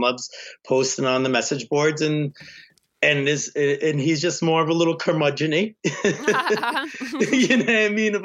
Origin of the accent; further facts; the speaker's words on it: Rhode Island, United States; moved away; I'm from fucking Rhode Island